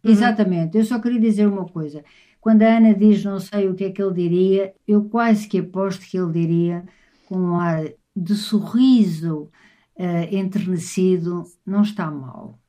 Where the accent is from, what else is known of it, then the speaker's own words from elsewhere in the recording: Lisbon, Portugal; a casa onde eu nasci, em Lisboa, no Alto São João